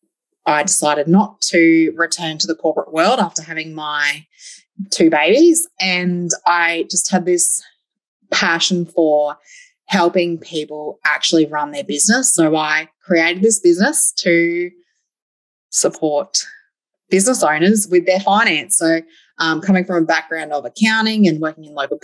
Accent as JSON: {"language": "English", "town": "Gold Coast", "region": "Queensland", "country": "Australia", "tie": "born or raised there", "also_born_or_lived": "Windora, Queensland", "moved": "as an adult", "lives_now": "Longreach, Australia", "said": "I'm originally from the Gold Coast. I born and bred Gold Coast girl"}